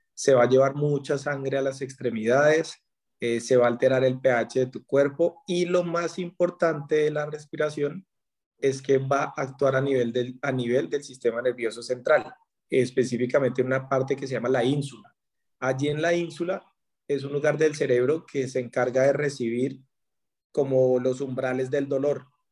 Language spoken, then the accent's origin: Spanish; Colombia; En la pandemia en mi país andaba por Bogotá